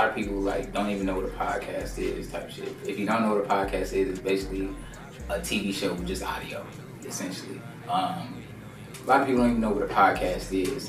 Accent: Indianapolis, Indiana, United States; I'm from Indianapolis, Indiana, man. Small city, full of hate, not too much love in the city, man, where I'm from

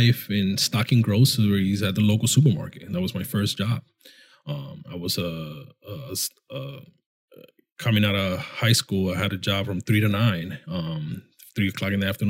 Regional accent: New York City, New York, United States; also born or lived in Washington Heights, New York; I was raised in the University Heights section of the Bronx

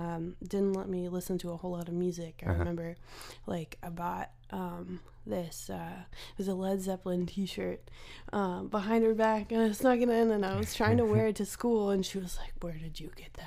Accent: Phoenix, Arizona, United States; also born or lived in Nashville; I've been going back and forth between Phoenix and Nashville for pretty much my whole life.

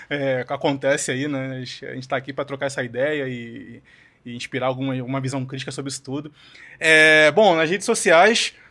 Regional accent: Rio de Janeiro, Brazil; eu sou carioca e tenho liberdade de botar um X

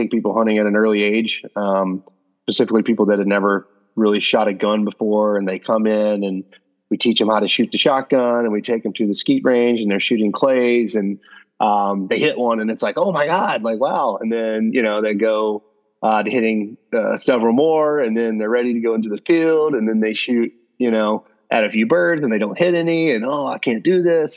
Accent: South Georgia, United States; I grew up in South Georgia in the middle of nowhere

